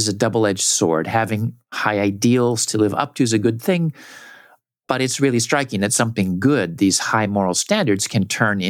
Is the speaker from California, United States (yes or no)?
yes; Southern California, United States; I grew up in Southern California.